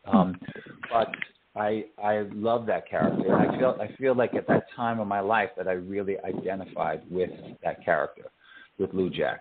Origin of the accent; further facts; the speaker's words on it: New York, United States; moved away; I grew up there. I was born and raised in New York.